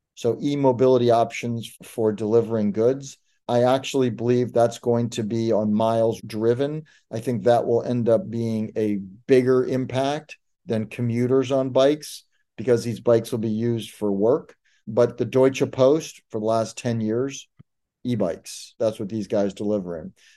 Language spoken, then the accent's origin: English; Detroit, Michigan, United States; when I was a kid growing up in Detroit